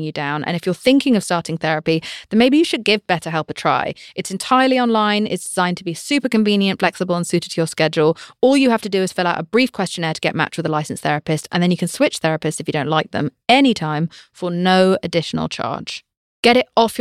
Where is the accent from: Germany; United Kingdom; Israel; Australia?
United Kingdom; England; I'm British.